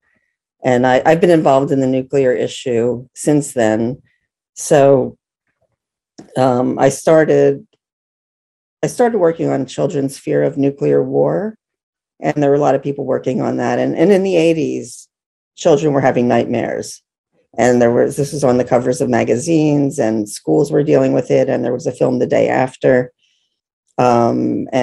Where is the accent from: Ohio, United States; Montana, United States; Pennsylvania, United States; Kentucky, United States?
Pennsylvania, United States; Philadelphia; I'm from Philadelphia